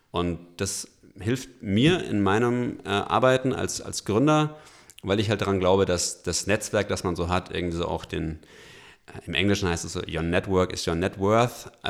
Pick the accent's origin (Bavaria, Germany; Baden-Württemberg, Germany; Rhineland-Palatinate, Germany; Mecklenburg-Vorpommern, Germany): Bavaria, Germany; Ich komme aus Franken, da ist das alles noch ein bisschen kleiner